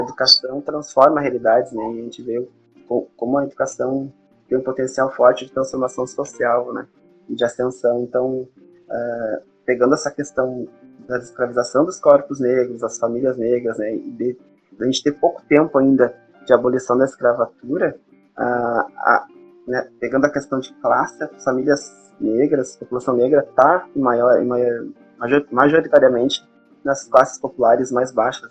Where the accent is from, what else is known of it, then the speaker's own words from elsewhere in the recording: Santa Maria, Brazil; eu sou aqui de Santa Maria, nascido aqui, embora tenha dado umas viajadas, eu voltei para cá